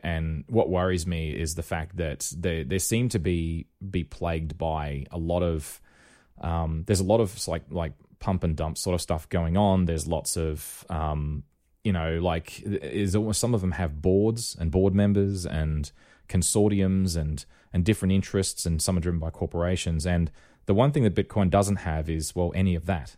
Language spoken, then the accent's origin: English; Rockhampton, Queensland, Australia; when I was growing up in Rockhampton